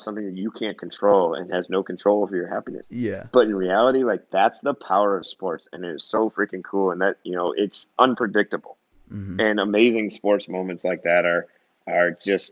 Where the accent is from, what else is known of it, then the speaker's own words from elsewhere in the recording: Wisconsin, United States; moved away as an adult; also born or lived in Illinois (outside Chicago) / Minnesota; now in Mississippi, United States; I grew up in Illinois and like outside Chicago. So I was about third grade, and then we moved to Wisconsin